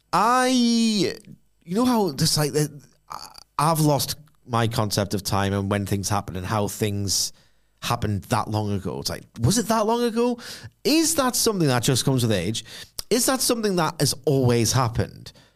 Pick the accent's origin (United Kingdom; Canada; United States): United Kingdom; I'm 38 and I'm British